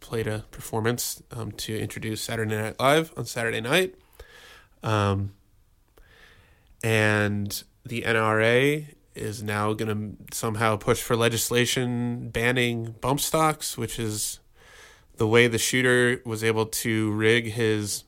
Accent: United States; I've been an American my whole life. I grew up in America

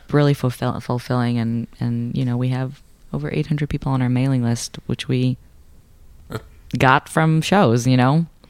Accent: Israel; moved away as an adult; I was born and raised in Israel. I came here for college.

